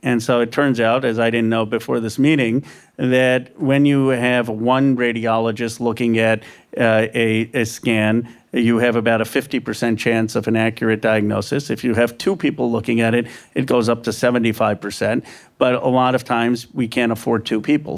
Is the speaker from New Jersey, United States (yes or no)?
no; Bucks County, Pennsylvania, United States; now in California, United States; I grew up in Bucks County, Pennsylvania.